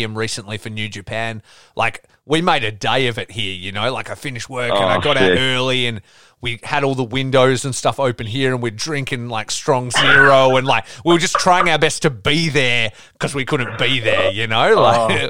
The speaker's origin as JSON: {"language": "English", "town": "Geraldton", "region": "Western Australia", "country": "Australia", "also_born_or_lived": "Perth", "moved": "as an adult"}